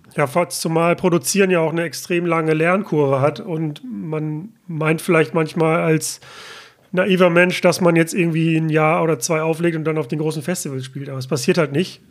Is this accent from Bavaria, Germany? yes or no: no; Mülheim an der Ruhr, North Rhine-Westphalia, Germany; bin ich gerade in meiner Heimatstadt Mülheim an der Ruhr